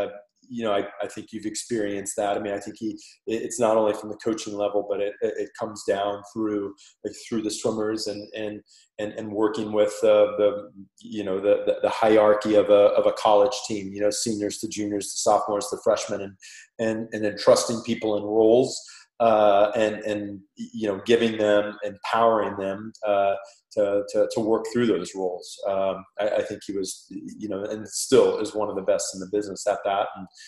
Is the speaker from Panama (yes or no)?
yes; Panama; accent: Panamanian; That's my Panamanian accent coming out right there.